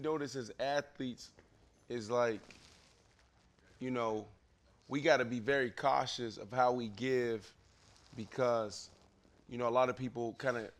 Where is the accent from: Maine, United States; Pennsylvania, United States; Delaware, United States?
Pennsylvania, United States; Pittsburgh; Because I come from Pittsburgh, Pennsylvania, the east side, East Liberty, where it's the poorest county, the town of all of Pennsylvania.